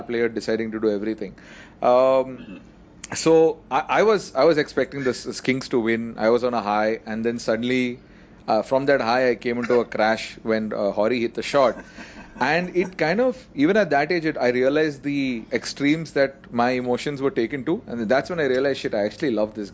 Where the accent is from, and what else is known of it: India